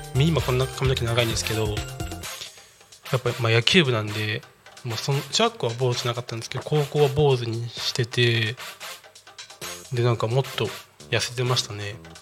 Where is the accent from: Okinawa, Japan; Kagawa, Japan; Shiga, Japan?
Shiga, Japan; Otsu; moved away as an adult; also born or lived in Sanda, Hyogo / Kyoto; now in Chiba, Japan; 出身は滋賀県です。で、でも出身は滋賀県だけど、生まれは兵庫県なんですよ。兵庫県の三田市ってとこなんですよね。で、そこで幼稚園の途中までいて、